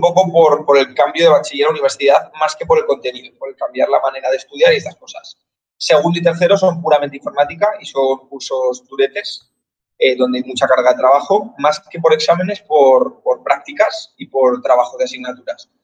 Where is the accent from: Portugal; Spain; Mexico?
Spain; Zaragoza, Aragon; soy de Zaragoza